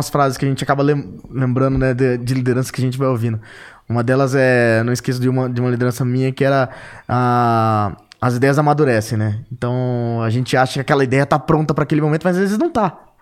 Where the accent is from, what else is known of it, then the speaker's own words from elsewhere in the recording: Três Lagoas, Mato Grosso do Sul, Brazil; also born or lived in São Paulo / Ribeirão Preto; Eu sou natural de Três Lagoas, Mato Grosso do Sul. E meu pai, é, meu pai foi é, gerente de banco, né? Ele é falecido. E por isso eu rodei o estado de Mato Grosso do Sul e o estado de São Paulo. E fui parar em Ribeirão Preto